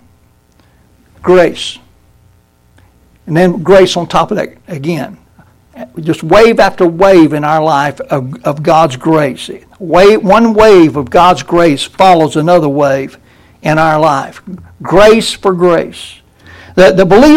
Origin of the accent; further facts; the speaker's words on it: Brunswick, Georgia, United States; I grew up in Brunswick